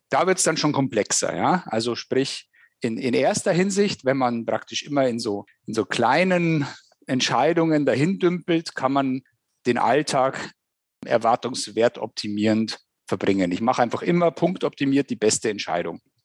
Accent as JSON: {"language": "German", "country": "Germany", "said": "wir gerade als Deutsche"}